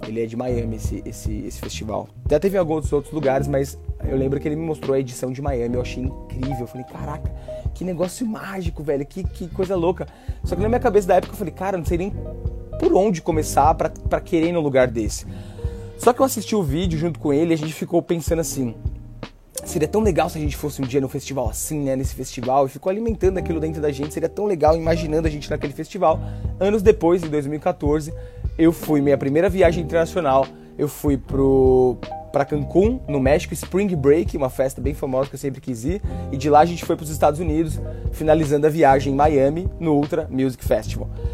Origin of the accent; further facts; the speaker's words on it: São Paulo, Brazil; moved away as an adult; also born or lived in Northeast Brazil / Australia; na quebrada lá, Itaim tá Paulista, onde eu cresci